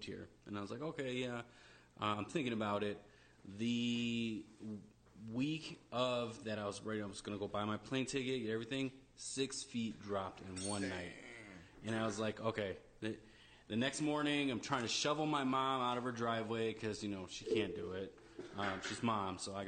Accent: Wisconsin, United States; moved away; I'm originally from Wisconsin

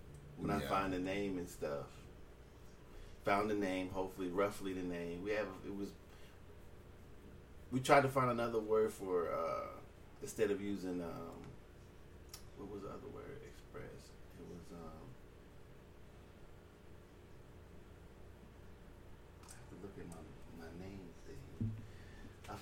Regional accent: California, United States; now in Alaska, United States; I'm from California, too.

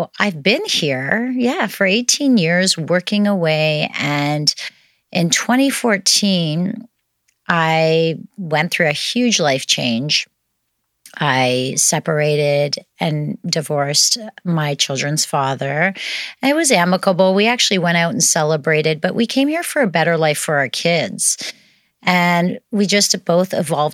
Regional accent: outside of Toronto, Ontario, Canada; moved away as an adult; now in Kelowna, Canada; I was born in Toronto, outside of Toronto, actually.

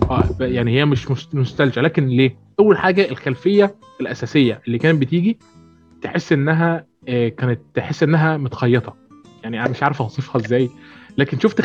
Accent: Port Said, Port Said Governorate, Egypt; انا من بورسعيد

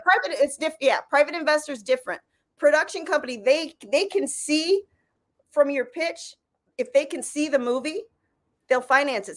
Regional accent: Michigan, United States; moved away; I come from Michigan where we had that huge tax incentive

